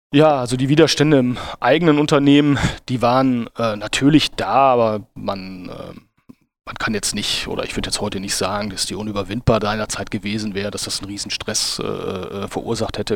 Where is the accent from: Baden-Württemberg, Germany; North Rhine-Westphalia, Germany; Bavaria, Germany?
North Rhine-Westphalia, Germany; Dülmen; Ich bin, ich bin Münsterländer und, äh, komme aus, äh, einem kleinen, äh, Städtchen namens Dülm, äh, im südlichen Münsterland zur Grenze Ruhrgebiet und Ja, und, äh, bin dort aufgewachsen